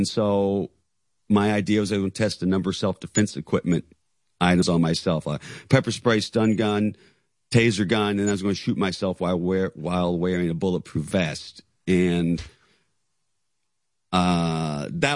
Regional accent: Knoxville, Tennessee, United States; South Knoxville, Tennessee

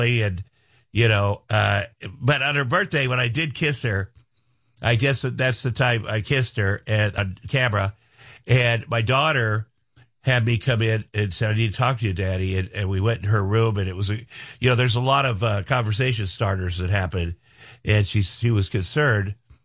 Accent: Iowa, United States; moved away; I'm from Iowa.

